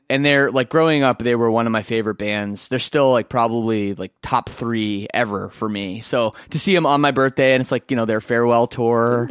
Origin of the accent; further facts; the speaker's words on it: Canada; I'm, I'm Canadian